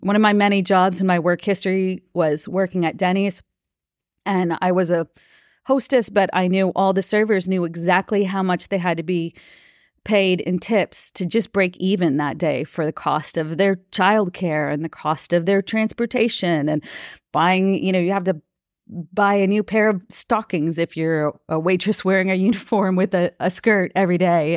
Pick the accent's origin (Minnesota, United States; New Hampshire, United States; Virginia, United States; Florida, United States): Minnesota, United States; I I grew up in Minnesota